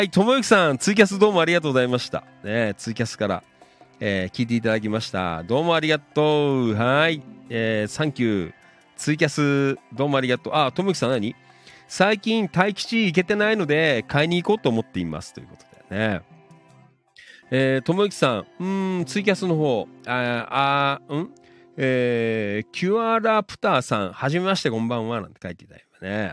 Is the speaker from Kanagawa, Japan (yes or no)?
no; Noda, Chiba, Japan; 野田ね、生まれ育った町